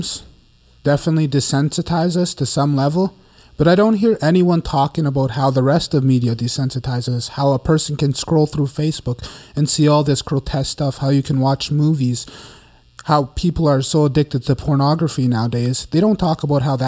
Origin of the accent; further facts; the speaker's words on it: Winnipeg, Manitoba, Canada; I'm from Winnipeg. I grew up from Winnipeg right here in the North End.